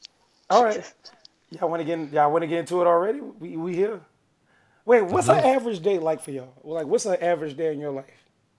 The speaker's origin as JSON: {"language": "English", "town": "Atlanta", "region": "Georgia", "country": "United States", "tie": "born or raised there", "said": "I went to school in Atlanta, Forest Park High School"}